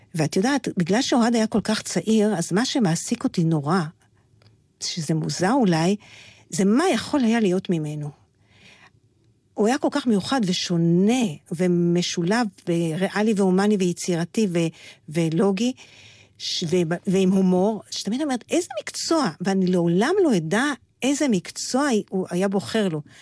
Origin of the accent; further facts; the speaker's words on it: Petah Tikva, Central District, Israel; now in Beit El; אני באה מפתח תקווה